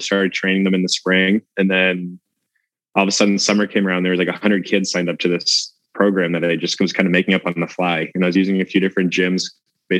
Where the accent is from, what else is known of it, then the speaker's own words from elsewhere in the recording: Boston, Massachusetts, United States; I grew up in the Boston area